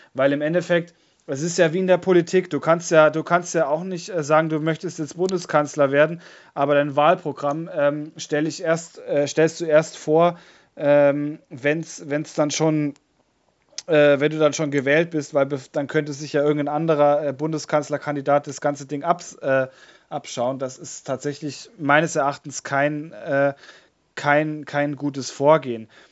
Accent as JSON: {"language": "German", "region": "Bavaria", "country": "Germany", "said": "bei uns in Bayern"}